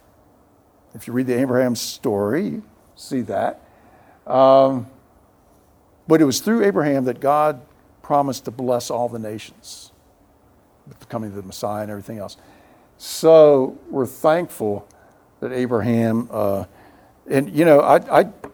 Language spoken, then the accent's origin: English; Bethesda, Maryland, United States; now in San Antonio, United States; pastor of Fourth Pres in my hometown, Bethesda, Maryland